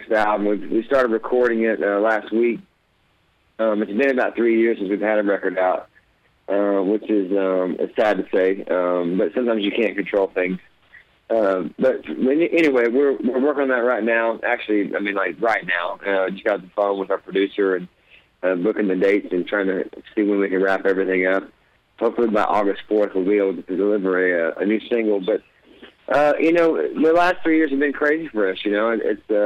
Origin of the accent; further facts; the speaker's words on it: Oklahoma, United States; I'm from Oklahoma